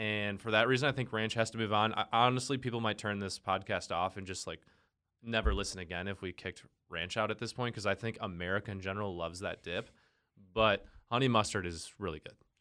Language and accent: English; the North, United States; I grew up in the North and we loved queso